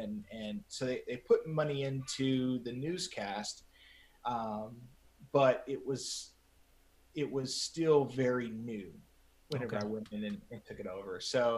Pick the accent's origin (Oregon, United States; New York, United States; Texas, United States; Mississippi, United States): Texas, United States; San Angelo; So I was actually asked to be a news director in my hometown, San Angelo.